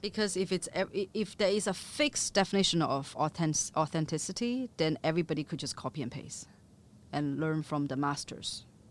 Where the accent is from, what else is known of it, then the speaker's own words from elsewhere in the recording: Chengdu, Sichuan, China; moved away; also born or lived in other parts of China; I grew up in Chengdu or in, in other parts of China eating mi xian